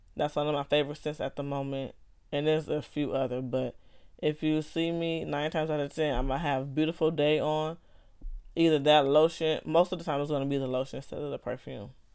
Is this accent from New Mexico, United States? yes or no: no; Los Angeles, California, United States; I grew up in Los Angeles, California